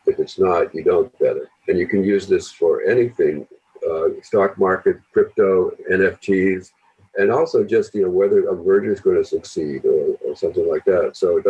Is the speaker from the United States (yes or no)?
yes; Boston, Massachusetts, United States; I'm from Boston.